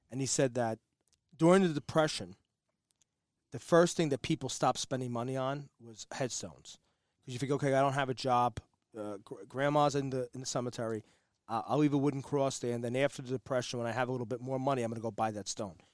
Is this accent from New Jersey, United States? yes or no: yes; North Arlington, New Jersey, United States; where I grew up in North Arlington